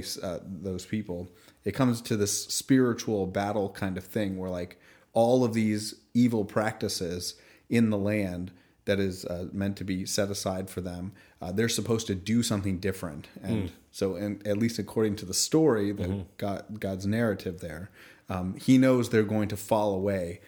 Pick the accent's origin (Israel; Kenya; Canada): Canada; I'm Canadian. Very proudly so